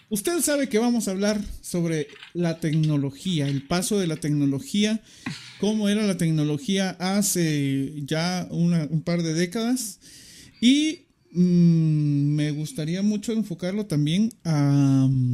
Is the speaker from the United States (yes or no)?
no; Guatemala; somos guatemaltecos